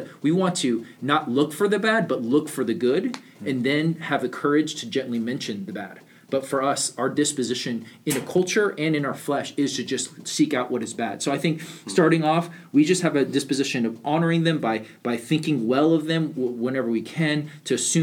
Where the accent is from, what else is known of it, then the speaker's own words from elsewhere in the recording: United States; also born or lived in California; I grew up in America, I was born in California